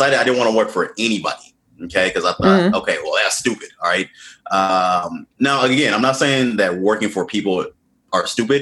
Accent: Washington, District of Columbia, United States; I was born to Ghanaian immigrants and they immigrated here in the late 70s. And I was born in Washington, D.C. in the U.S.

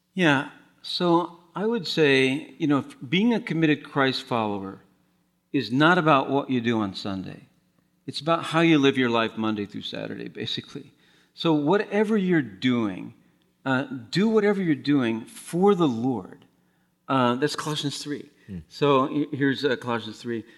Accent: Madison, Wisconsin, United States; Madison, Wisconsin

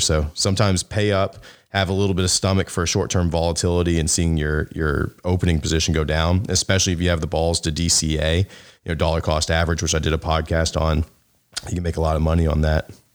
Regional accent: the South, United States; I grew up in the South

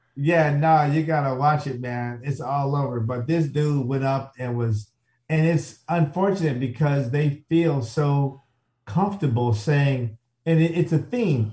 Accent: Chicago, Illinois, United States; I'm from the South Side of Chicago

